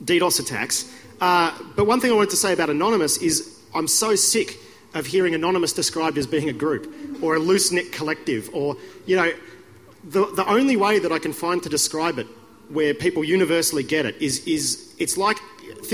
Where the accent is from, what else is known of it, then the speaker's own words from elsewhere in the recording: Melbourne, Victoria, Australia; moved away; I'm originally from Melbourne